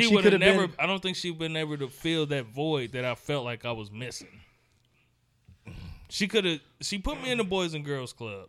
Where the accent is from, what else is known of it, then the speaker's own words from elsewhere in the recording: Gary, Indiana, United States; where I grew up in Gary, Indiana